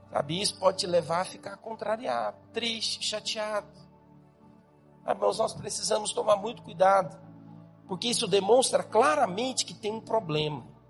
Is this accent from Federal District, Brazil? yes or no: no; Goiás, Brazil; now in Campinas, Brazil; eu sou goiano